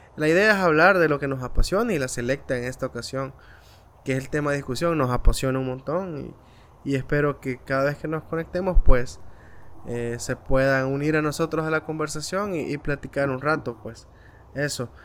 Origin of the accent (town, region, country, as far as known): El Salvador